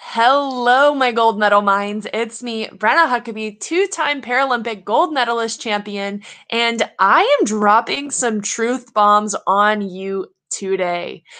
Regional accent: Louisiana, United States; I grew up in Louisiana, I'm from the South

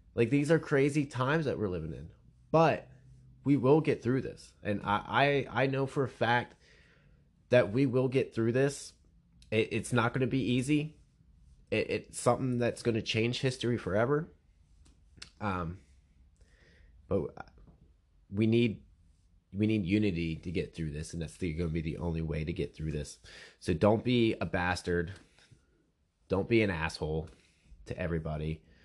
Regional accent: Pennsylvania, United States; I'm from Pennsylvania

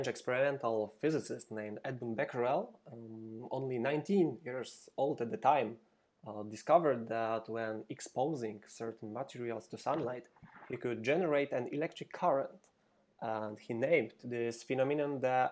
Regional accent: Poland; I'm from Poland.

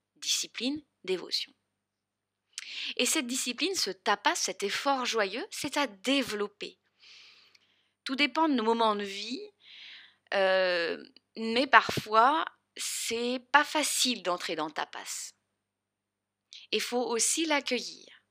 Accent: the South, southern France, France; accent: accent du Sud; mon grand accent du Sud.

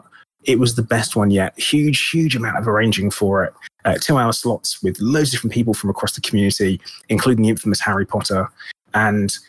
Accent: United Kingdom; being British

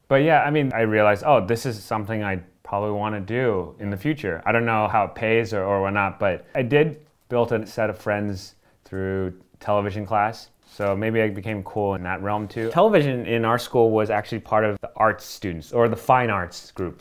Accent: Miami, Florida, United States; moved away; I grew up in Florida

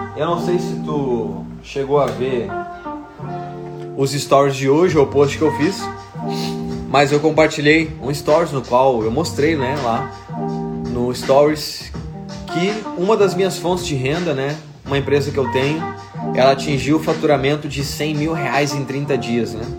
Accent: Porto Alegre, Rio Grande do Sul, Brazil; Eu sou gaúcho de Porto Alegre

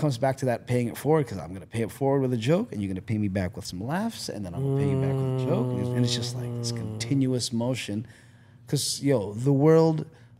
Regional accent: Philippines; Genetics and Asian, being Asian, you know? being Filipino.

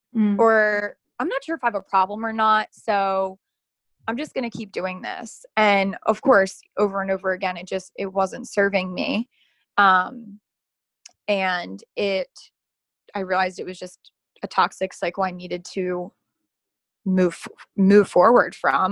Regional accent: Dundalk, Maryland, United States; I'm, literally I'm from Baltimore, like born and bred. Um, yeah. I'm from Dundalk.

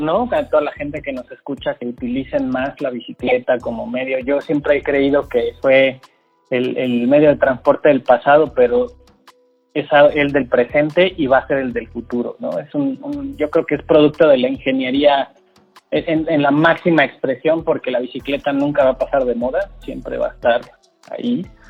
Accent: Mexico

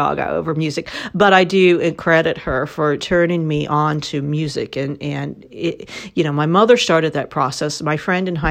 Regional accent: Columbus, Ohio, United States; now in Nashville, United States; my hometown too, Columbus, Ohio

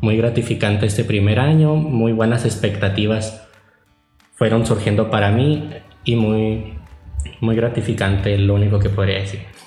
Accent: Catedral Santuario, Sonora, Mexico; soy de Catedral Santuario

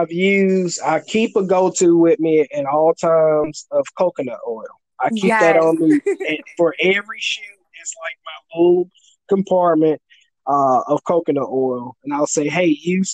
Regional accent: the South, United States; accent: country fried; I just happen to be born and raised in the South

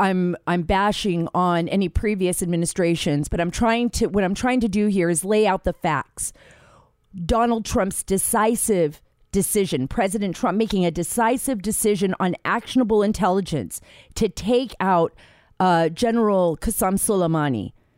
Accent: Saudi Arabia; Because I grew up in Saudi Arabia. You know, my father worked over there. He was an American working overseas.

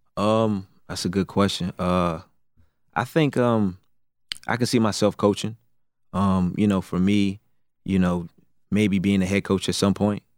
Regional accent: Raleigh, North Carolina, United States; I'm from Raleigh, North Carolina

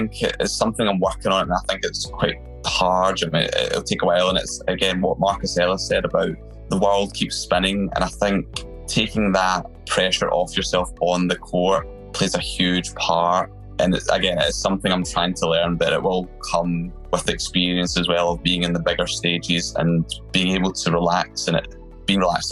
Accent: Scotland, United Kingdom; being Scottish

